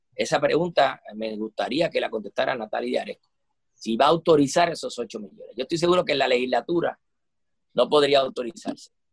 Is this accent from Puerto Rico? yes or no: yes; Puerto Rico